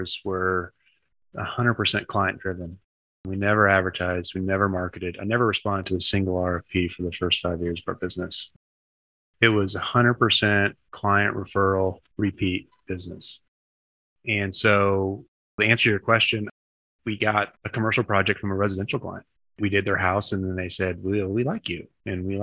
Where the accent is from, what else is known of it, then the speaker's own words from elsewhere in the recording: Midwest, United States; moved away as an adult; also born or lived in New York City; I was from the Midwest